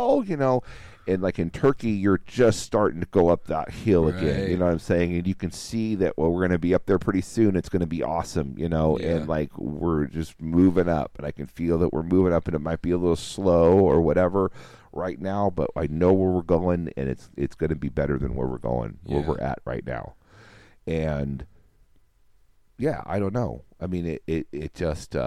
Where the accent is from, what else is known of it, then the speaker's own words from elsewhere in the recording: United States; as an American